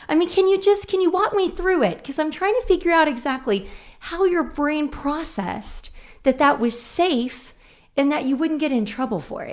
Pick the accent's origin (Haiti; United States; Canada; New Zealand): United States; Oklahoma City, Oklahoma; born and raised in Oklahoma City, Putman